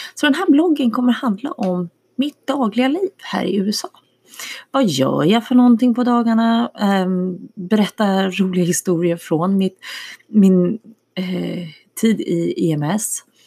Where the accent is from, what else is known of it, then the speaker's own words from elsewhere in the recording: Danderyd, Stockholm County, Sweden; moved away as an adult; also born or lived in Miami / Switzerland / Vetlanda / Sjöbo, Skåne; now in Texas, United States; jag är uppvuxen i Stockholm, eh, norr om Stockholm, i Danderyd